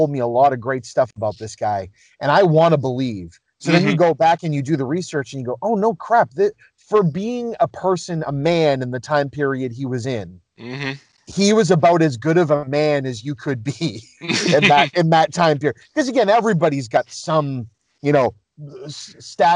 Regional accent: Boston, Massachusetts, United States; growing up in the Boston area

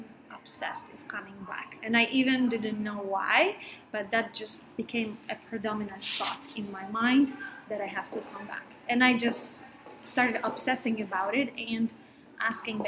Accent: Poland; also born or lived in Denmark; now in New York, United States; I moved here from Denmark and I'm Polish.

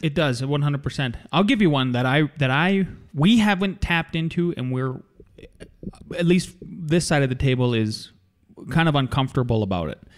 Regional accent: North Dakota, United States; moved away as an adult; now in Colorado, United States; growing up in North Dakota and then working in North Dakota

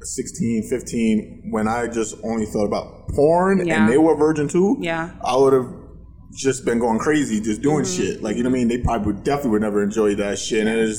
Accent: New York, United States; I'm from New York.

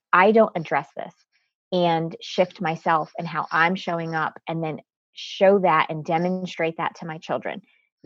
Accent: Connecticut, United States; I was actually born and raised in Connecticut. I am first generation American

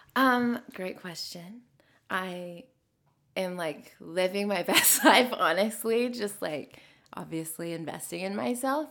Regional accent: Nashville, Tennessee, United States; growing up here

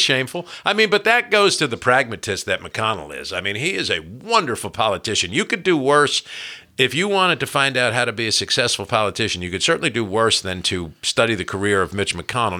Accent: New Jersey, United States; moved away as an adult; now in Kentucky, United States; When I was a kid growing up in New Jersey

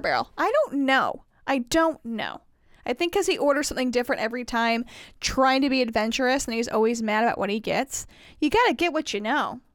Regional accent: Indiana, United States; I grew up in Indiana

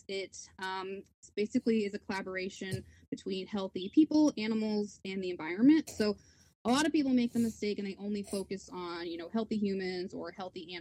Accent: Oklahoma, United States; now in Houston, United States; So I grew up in Oklahoma

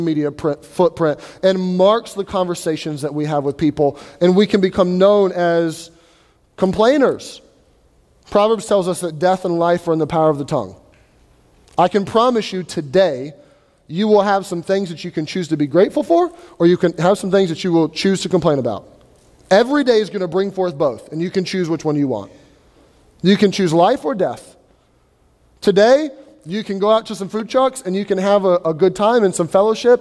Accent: United States; we're Americans

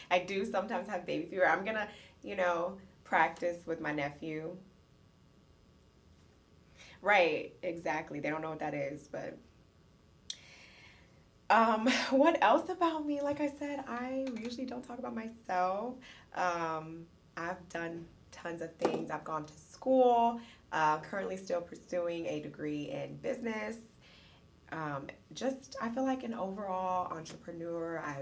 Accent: Petersburg, Virginia, United States; I'm from Petersburg, Virginia. Shout out to the 804.

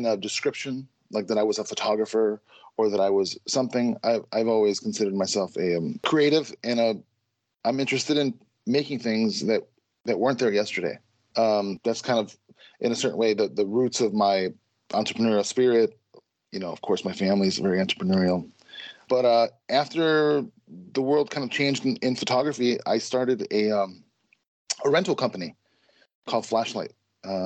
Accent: Chicago, Illinois, United States; now in Minneapolis, United States; I grew up in Chicago and I live in Minneapolis

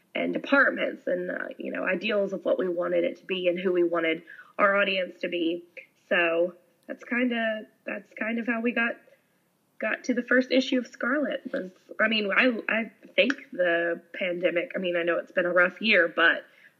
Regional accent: Georgia, United States; moved away as an adult; now in Gulf Coast, United States; I am originally from Georgia.

